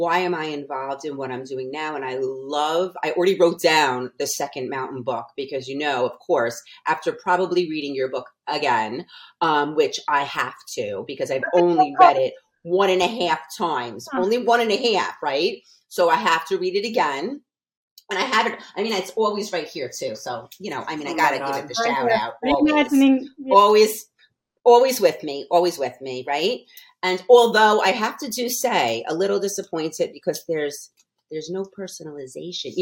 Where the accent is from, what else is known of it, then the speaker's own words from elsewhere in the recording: New York, United States; moved away as an adult; now in Las Vegas, United States; I'm from New York